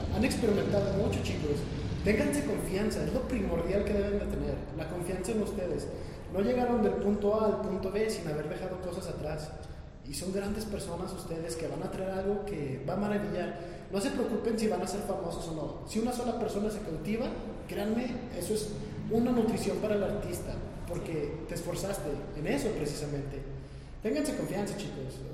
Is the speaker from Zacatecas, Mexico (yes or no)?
yes; Fresnillo, Zacatecas, Mexico; de donde yo soy, que es Fresnillo